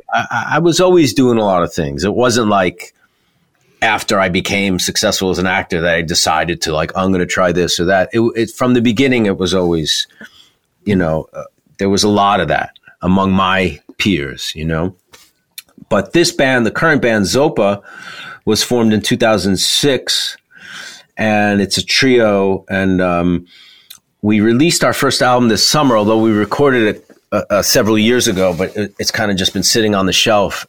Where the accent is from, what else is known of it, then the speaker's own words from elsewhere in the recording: New York, United States; as a New Yorker